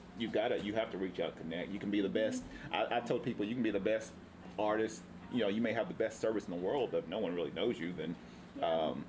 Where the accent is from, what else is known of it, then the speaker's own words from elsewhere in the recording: Tennessee, United States; moved away as an adult; now in Oceanside, United States; I'm originally from Tennessee